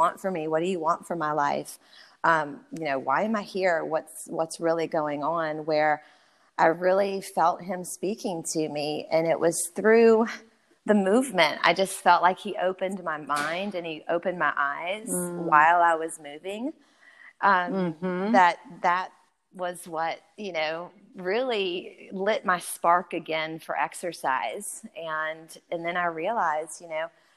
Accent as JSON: {"language": "English", "region": "Louisiana", "country": "United States", "tie": "born or raised there", "also_born_or_lived": "Georgia", "moved": "as an adult", "said": "I grew up in Louisiana. So I'm a Cajun-born girl. Grew up in the bayou."}